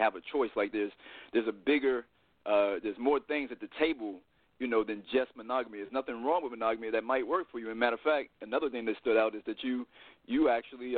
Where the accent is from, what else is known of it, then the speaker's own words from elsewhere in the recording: Richmond, Virginia, United States; moved away as an adult; now in Los Angeles, United States; I'm from Virginia. I grew up in the 804, Richmond, Virginia